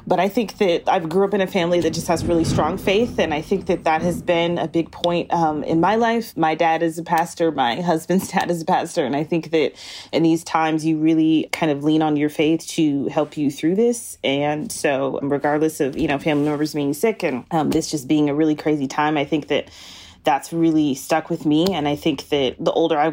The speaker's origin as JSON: {"language": "English", "region": "Wisconsin", "country": "United States", "tie": "born or raised there", "said": "Like even in my hometown, I'm from Wisconsin"}